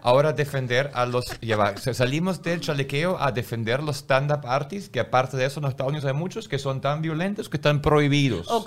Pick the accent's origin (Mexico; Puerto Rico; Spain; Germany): Germany; Yo soy alemán